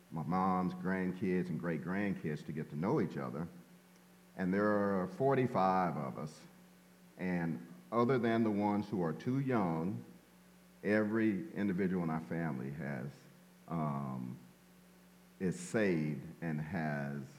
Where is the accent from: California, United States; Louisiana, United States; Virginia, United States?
Louisiana, United States; Shreveport; And well, I was born in Shreveport, Louisiana. Oh yeah, Shreveport, Louisiana. I'm a country boy.